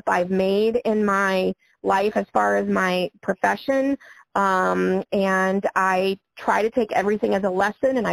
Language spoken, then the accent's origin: English; Niabi Zoo area, Illinois, United States; it is my home zoo. This is my hometown.